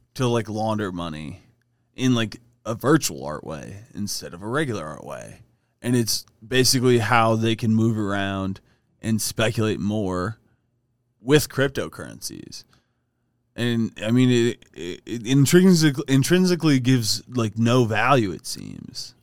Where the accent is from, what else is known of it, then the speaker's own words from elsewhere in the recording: Ohio, United States; now in Colorado, United States; Adam and I, being from Ohio